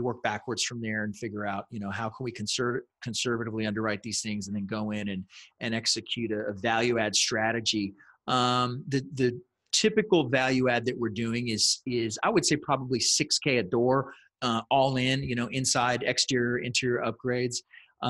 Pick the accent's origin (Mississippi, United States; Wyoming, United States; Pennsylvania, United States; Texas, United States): Texas, United States; San Antonio; I was born and raised here in San Antonio, and for the most part, I've lived here most of my life.